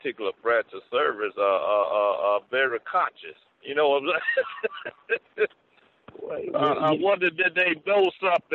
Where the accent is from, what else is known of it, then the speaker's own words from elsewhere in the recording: Tuskegee, Alabama, United States; I grew up in Tuskegee, which was a college town